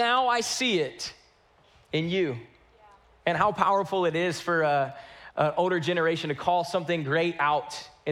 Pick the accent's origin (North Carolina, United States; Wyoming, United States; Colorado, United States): North Carolina, United States; now in Houston, United States; I grew up in North Carolina.